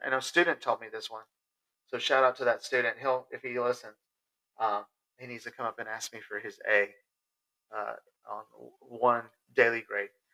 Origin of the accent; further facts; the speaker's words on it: Sulphur Springs, Texas, United States; my hometown of Sulphur Springs